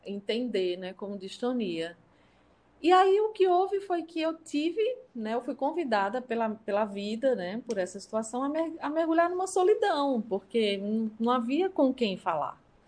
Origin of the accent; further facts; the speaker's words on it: interior of Paraíba, Brazil; also born or lived in São Paulo; eu sou de São Paulo, mas eu vim para o interior da Paraíba, aqui no, no, no Nordeste, quando eu tinha apenas nove anos.